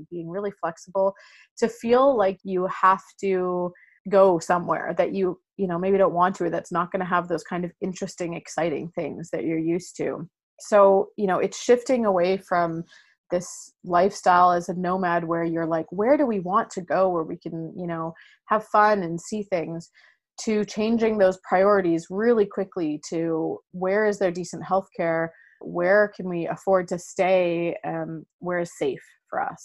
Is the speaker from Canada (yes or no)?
yes; Canada; moved away; we're from Canada, but we don't have a home there.